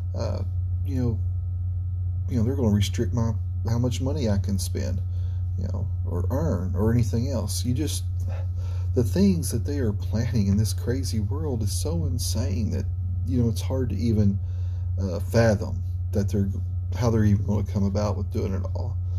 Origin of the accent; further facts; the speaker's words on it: United States; as an American, a red blood American